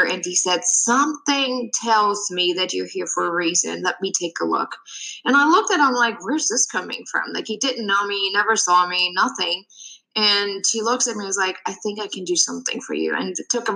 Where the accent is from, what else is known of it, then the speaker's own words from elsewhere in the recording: Germany; moved away as an adult; now in United States; I'm originally from Germany and I moved to the US about 9 years ago